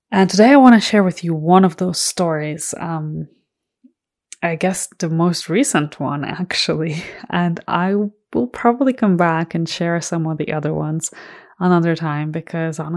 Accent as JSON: {"language": "English", "country": "Ireland", "tie": "born or raised there", "said": "my immediate family, so my parents and my siblings, live in Ireland. And I grew up in Ireland from the age of 12. I went to high school there."}